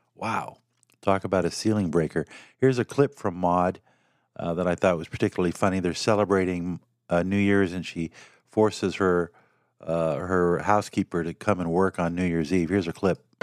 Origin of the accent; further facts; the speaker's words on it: Los Angeles, California, United States; I grew up in L